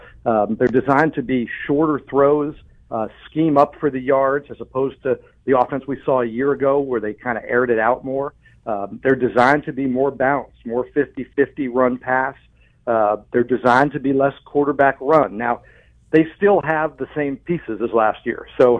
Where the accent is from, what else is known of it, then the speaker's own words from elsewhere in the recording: New Jersey, United States; moved away as an adult; now in Virginia, United States; Yeah, I came from here from New Jersey 20 years ago